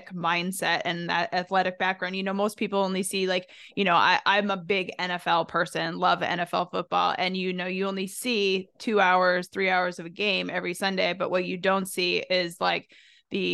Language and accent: English; Canada; now in United States; being from North America, Canada, obviously I was born in Canada, now an American citizen